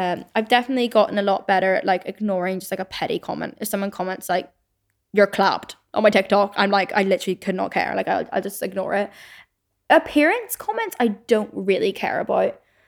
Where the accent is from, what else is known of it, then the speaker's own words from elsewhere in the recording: Belfast, Northern Ireland, United Kingdom; accent: Belfast; then I will subconsciously like really pronounce my like my Belfast accent.